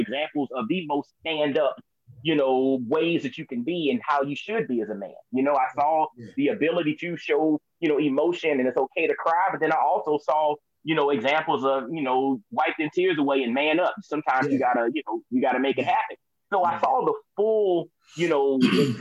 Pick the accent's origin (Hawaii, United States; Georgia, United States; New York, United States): Georgia, United States; Augusta; moved away as an adult; also born or lived in Atlanta, Georgia / Knoxville, Tennessee; I was born and raised in Augusta, Georgia